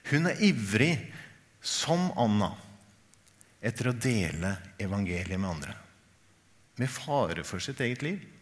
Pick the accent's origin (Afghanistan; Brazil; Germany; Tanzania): Tanzania; Norwegian is a second language; also born or lived in Kenya; now in Norway; Og så kommer jeg fra Tanzania og Kenya, hvor kirken er helt annerledes. Mye mer høykirkelig.